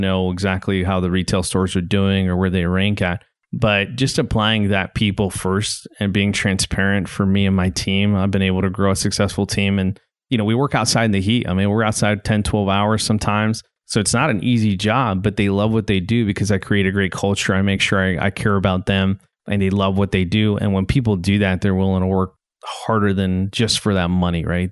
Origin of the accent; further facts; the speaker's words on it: Garden City, Kansas, United States; also born or lived in Hereford, Texas / Iowa / Illinois / Missouri; now in Northwest Arkansas, United States; before I ended up in West Texas, I grew up in Garden City, Kansas